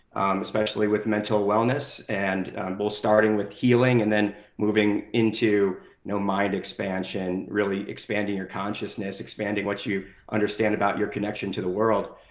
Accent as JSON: {"language": "English", "town": "Denver", "region": "Colorado", "country": "United States", "tie": "born or raised there", "also_born_or_lived": "New Jersey", "moved": "as an adult", "lives_now": "Las Vegas, United States", "said": "I grew up in Denver, so I had a lot of family out west, and now I live in Las Vegas, Nevada."}